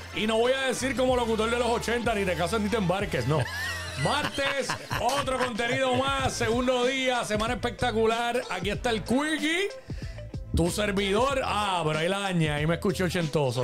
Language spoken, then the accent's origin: Spanish; Cabo Rojo, Puerto Rico; somos de Cabo Rojo los tres